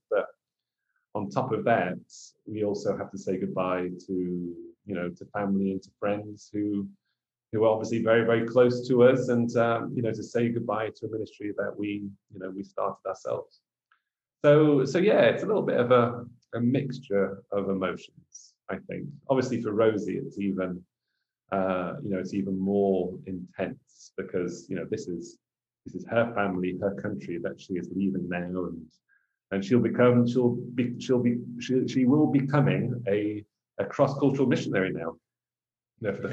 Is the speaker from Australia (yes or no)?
no; England, United Kingdom; being English an England supporter.